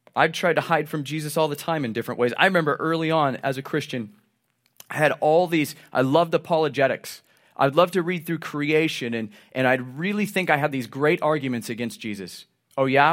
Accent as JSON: {"language": "English", "region": "Southern Oregon", "country": "United States", "tie": "born or raised there", "said": "being born and raised in Southern Oregon, I've spent plenty of times camping and hunting"}